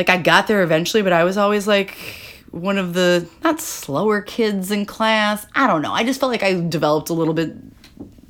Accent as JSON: {"language": "English", "region": "Illinois", "country": "United States", "tie": "born or raised there", "said": "growing up in Illinois"}